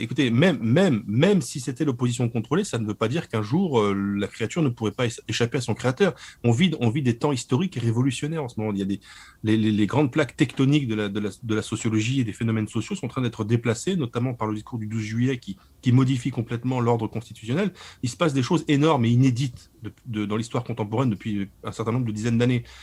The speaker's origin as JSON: {"language": "French", "area": "Lorraine", "region": "Grand Est", "country": "France", "said": "je suis de Lorraine"}